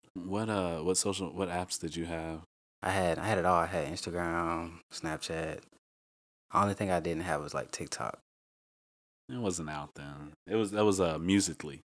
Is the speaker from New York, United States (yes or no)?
no; Rock Hill, South Carolina, United States; I'm from Rock Hill, South Carolina.